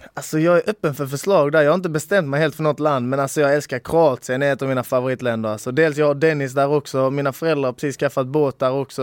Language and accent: Swedish; Sweden; jag är helt svensk, eller min farfar är polack